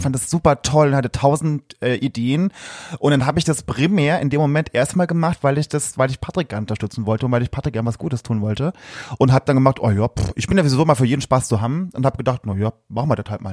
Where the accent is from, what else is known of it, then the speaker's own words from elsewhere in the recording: a small village near Saarlouis, Saarland, Germany; Ich komme aus dem, aus dem äh, einem schönen kleinen Dörfchen im Saarland. Das ist bei Saarlouis